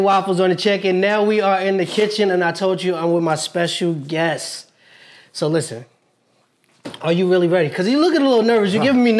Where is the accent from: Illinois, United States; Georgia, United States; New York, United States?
New York, United States; Yes, I'm from New York